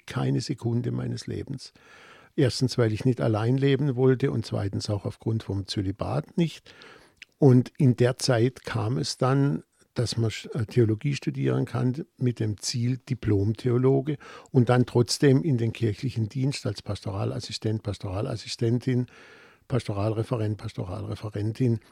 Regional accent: Offenburg, Baden-Württemberg, Germany; accent: Baden; in Offenburg, meiner Heimatstadt

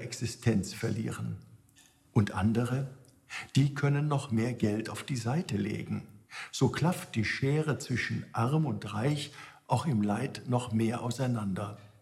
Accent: Germany; Auch hier bei uns in Deutschland

